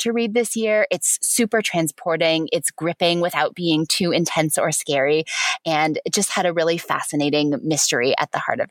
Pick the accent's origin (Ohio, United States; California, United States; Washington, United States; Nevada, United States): Washington, United States; Spokane; I grew up in Spokane